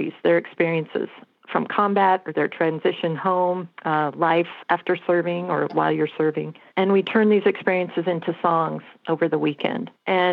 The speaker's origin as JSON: {"language": "English", "region": "Colorado", "country": "United States", "moved": "yes", "said": "I am from Colorado"}